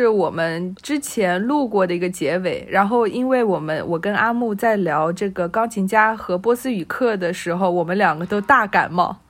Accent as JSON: {"language": "Chinese", "country": "China", "said": "我介绍我自己是中国人，我来自中国的时候，"}